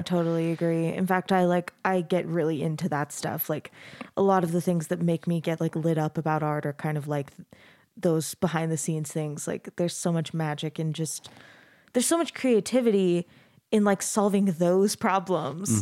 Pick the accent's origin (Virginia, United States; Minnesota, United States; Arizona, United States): Arizona, United States; now in Utah, United States; I grew up in Arizona, so I've, I've been in Utah about ten years now